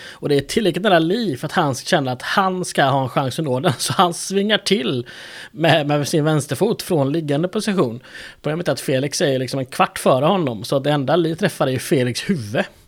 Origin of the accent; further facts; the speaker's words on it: Sweden; jag är svensk